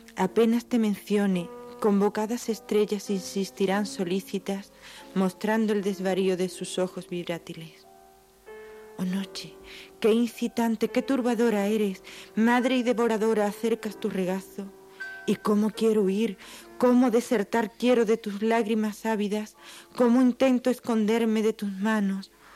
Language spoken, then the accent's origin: Spanish; San Fernando, Andalusia, Spain; De, San Fernando, es de un pueblo de la provincia de Cádiz